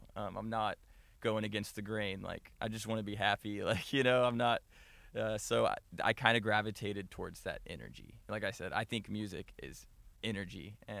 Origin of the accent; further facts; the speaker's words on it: Tyler, Texas, United States; moved away as an adult; also born or lived in Florida; now in Los Angeles, United States; So I was born in Florida, but primarily I was raised in Tyler.